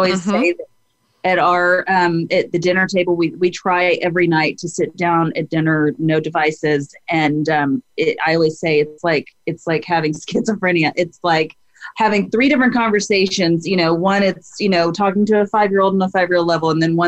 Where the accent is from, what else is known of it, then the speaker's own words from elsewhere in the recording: Dallas-Fort Worth area, Texas, United States; now in Austin, United States; I live in Austin, Texas. I was born in Texas, grew up in the Dallas-Fort Worth area